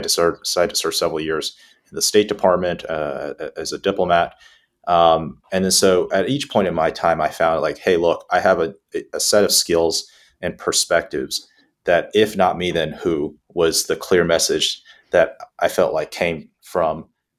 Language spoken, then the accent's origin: English; Houston, Texas, United States; the diversity was very similar to how I grew up down in Texas, both heavy Spanish-speaking population